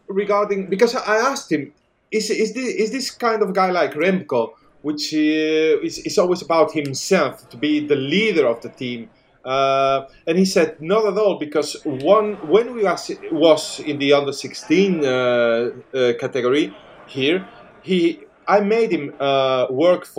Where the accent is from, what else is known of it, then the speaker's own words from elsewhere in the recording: L'Alfàs del Pi, Valencian Community, Spain; my hometown, in L'Alfaz del Pi